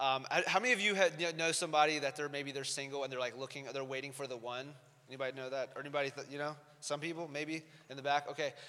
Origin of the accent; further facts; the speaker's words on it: Columbia, South Carolina, United States; moved away; also born or lived in Los Angeles, California; I grew up in Columbia. Anybody been to Columbia, South Carolina?